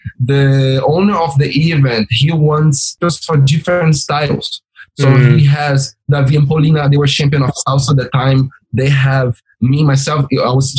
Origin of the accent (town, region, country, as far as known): Brazil; English is a second language; moved away